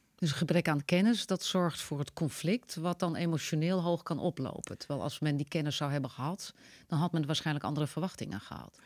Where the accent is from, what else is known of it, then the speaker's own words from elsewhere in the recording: Netherlands; wij als Nederlanders